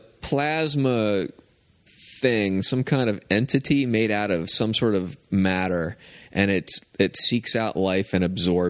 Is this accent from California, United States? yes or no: no; small town Pennsylvania, United States; because I was from Pennsylvania, small town Pennsylvania.